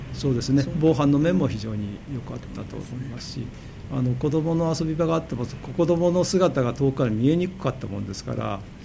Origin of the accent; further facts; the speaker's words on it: Japan; 私も小さい頃はすぐ近くで生まれた地域で生まれたものですから